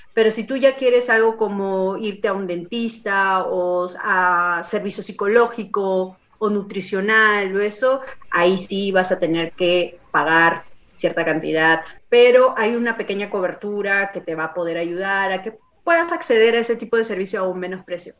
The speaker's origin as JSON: {"language": "Spanish", "country": "Peru", "moved": "yes", "lives_now": "Canada"}